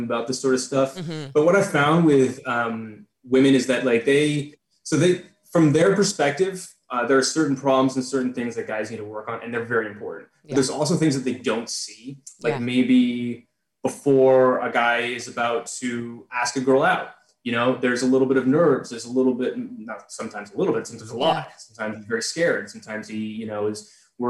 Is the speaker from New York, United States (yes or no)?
no; San Jose, California, United States; I'm from San Jose, like around San Francisco